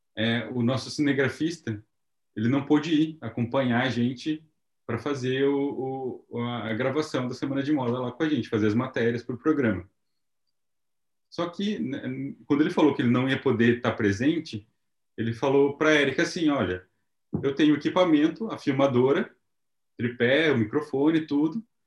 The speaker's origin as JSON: {"language": "Portuguese", "region": "Paraná", "country": "Brazil", "moved": "as an adult", "lives_now": "Japan", "said": "Nós somos do Paraná"}